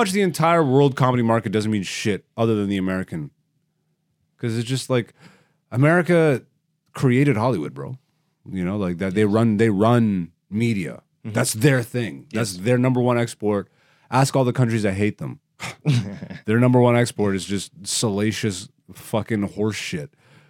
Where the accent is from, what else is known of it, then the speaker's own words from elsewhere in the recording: Canada; being a Canadian comedian, bro, like, I really should have just jumped ship years ago. When I moved to Toronto, I probably should have just moved straight to New York and bit that bullet.